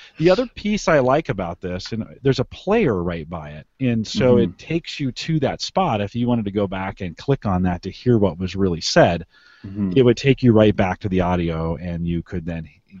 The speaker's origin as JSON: {"language": "English", "town": "Syracuse", "region": "New York", "country": "United States", "tie": "born or raised there", "said": "He says I'm very Irish. I grew up in a town of Syracuse, New York."}